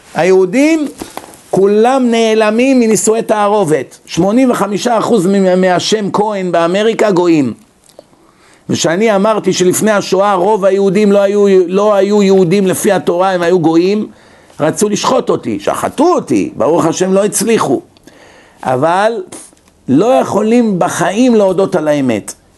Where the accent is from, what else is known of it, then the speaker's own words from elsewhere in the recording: Israel; now in United States; אנשים שגדלנו איתם בארץ